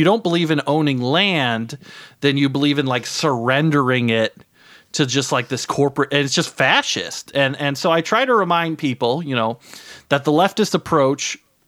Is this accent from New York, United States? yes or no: yes; Brooklyn, New York, United States; here in my hometown, Brooklyn, New York, right?